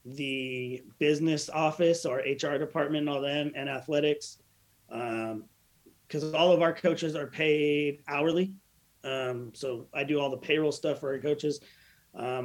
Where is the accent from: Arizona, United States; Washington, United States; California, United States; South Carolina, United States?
California, United States; Southern; I grew up in Southern California